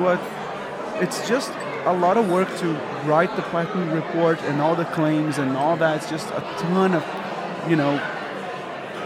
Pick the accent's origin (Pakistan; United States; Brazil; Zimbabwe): Brazil; moved away as an adult; 28 years old, I was hired from Brazil to work at Kicker